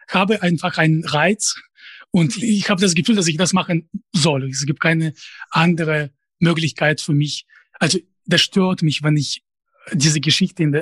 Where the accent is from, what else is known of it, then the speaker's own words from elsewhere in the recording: Russia; first language Russian; German is a second language; einfacher und auf Russisch weiß ich nicht. Das, das wäre einfach in, in bestimmten Sinne. Natürlich, das ist meine Muttersprache. Sie kann nicht ohne Akzent sprechen, aber ich habe keine Ahnung, wer meine Zielgruppe sein würde. Also ich befinde mich außerhalb des äh, Zusammenhangs mit Russland seit äh, 2007 schon